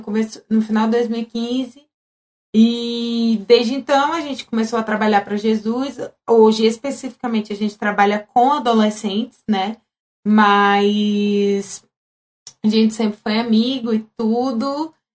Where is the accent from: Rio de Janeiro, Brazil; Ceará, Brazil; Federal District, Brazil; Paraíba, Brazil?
Ceará, Brazil; Fortaleza; moved away as an adult; now in São Paulo, Brazil; minha terra natal é messejana